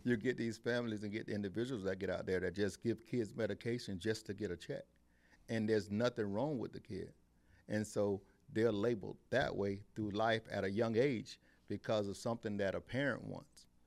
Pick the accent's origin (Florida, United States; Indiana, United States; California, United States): Florida, United States; Eustis; I'm from Eustis